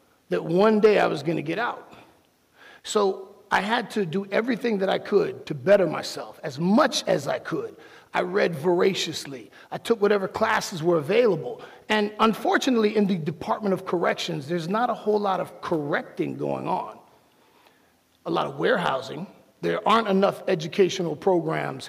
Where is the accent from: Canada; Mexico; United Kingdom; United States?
United States; Miami, Florida; I'm from Miami